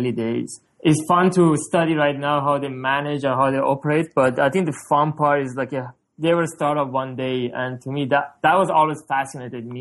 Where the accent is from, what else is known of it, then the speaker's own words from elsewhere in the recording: Tehran, Tehran Province, Iran; now in Canada; I'm originally from Iran, Tehran. I came to Canada in 2004.